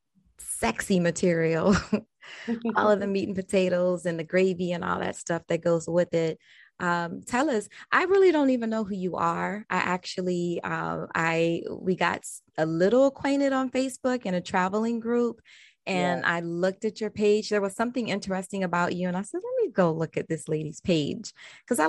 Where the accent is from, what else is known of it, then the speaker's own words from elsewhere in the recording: Maryland, United States; I'm actually from Maryland